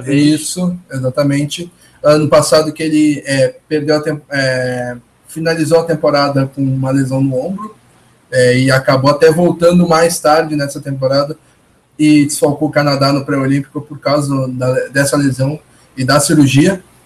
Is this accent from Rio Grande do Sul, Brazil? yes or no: yes; Porto Alegre, Rio Grande do Sul, Brazil; Eu, eu que sou de Porto Alegre